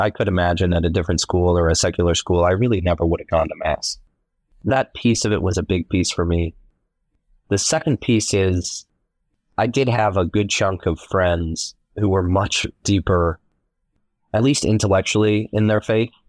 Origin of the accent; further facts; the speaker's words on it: Columbus, Ohio, United States; I was born in Columbus, Ohio